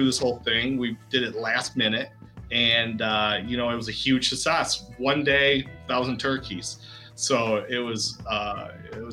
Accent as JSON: {"language": "English", "town": "Davison", "region": "Michigan", "country": "United States", "tie": "born or raised there", "said": "I'm from Davison, just outside of Flint, about 10 miles outside of Flint"}